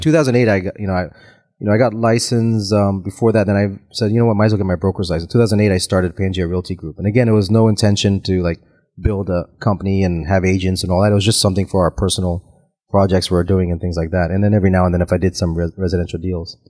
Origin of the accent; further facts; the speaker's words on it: Tampa, Florida, United States; also born or lived in Auckland, New Zealand / Los Angeles; born in Auckland, New Zealand, but I grew up here in Tampa, Florida.